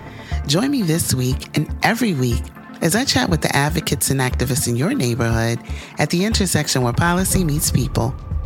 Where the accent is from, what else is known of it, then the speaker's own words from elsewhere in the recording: New Orleans, Louisiana, United States; He's right here in New Orleans, Louisiana, which, as you know, is my hometown.